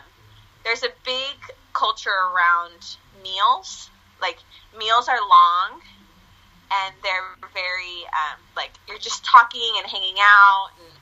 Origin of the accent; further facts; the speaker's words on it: United States; because growing up in the States, like I don't have any family here. Mm-hmm. And then we would go back to Argentina